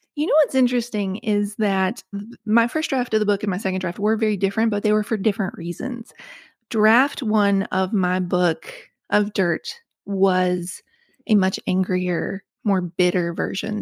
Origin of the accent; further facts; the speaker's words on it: West Virginia, United States; moved away as an adult; also born or lived in Connecticut; it's the growing up in West Virginia